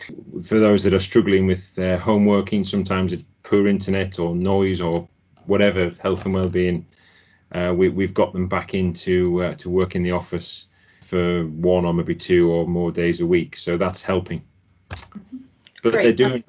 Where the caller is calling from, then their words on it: Ashby-de-la-Zouch, East Midlands, United Kingdom; My home. My home in Ashby de la Zouche.